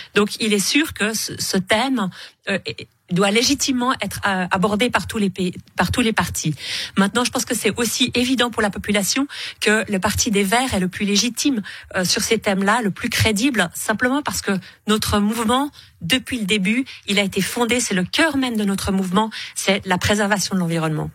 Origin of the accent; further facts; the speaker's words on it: Switzerland; en tant que Suisse